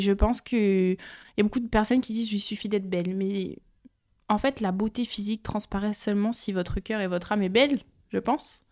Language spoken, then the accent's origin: French; France; venant des Outre-mer et surtout de deux îles qui sont totalement à l'opposé